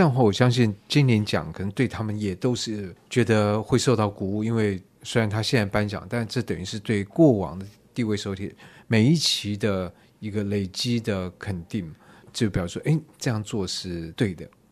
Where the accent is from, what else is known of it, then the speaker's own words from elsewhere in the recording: Taiwan; 我们台湾人的优点之一就很会模仿嘛